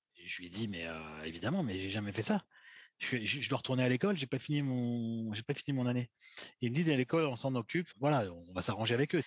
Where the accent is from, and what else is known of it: Saint-Étienne, Auvergne-Rhône-Alpes, France